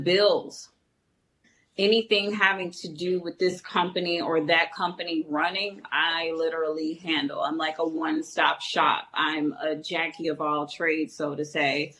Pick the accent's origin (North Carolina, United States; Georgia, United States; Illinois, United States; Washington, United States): Illinois, United States; Chicago; I'm originally from Chicago